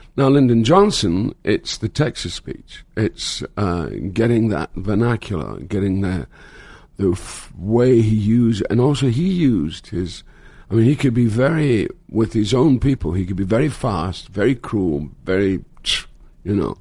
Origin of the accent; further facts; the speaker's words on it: Scotland, United Kingdom; moved away as an adult; now in United States; I started in my hometown in Scotland